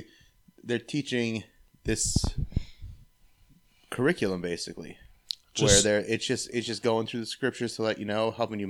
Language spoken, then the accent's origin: English; Medina, Ohio, United States; also born or lived in Berea, Ohio / Strongsville, Ohio; I was born in Berea, lived in Strongsville. Grew up mostly in Medina, though.